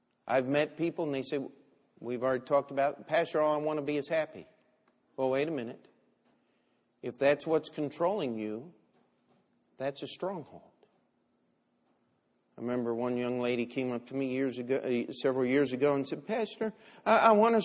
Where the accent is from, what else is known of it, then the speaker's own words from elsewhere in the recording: Baltimore, Maryland, United States; the city of Baltimore, my hometown